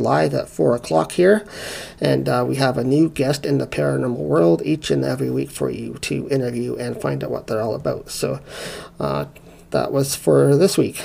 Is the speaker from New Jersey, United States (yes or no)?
no; South Carolina, United States; I grew up in the Bible Belt in South Carolina